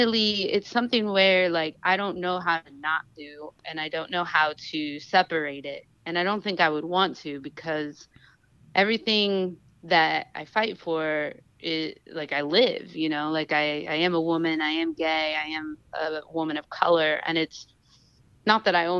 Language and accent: English; Sacramento, California, United States; moved away as an adult; also born or lived in Oakland; now in Los Angeles, United States; I'm from Sacramento, but I have lived in Oakland for years. I live in LA now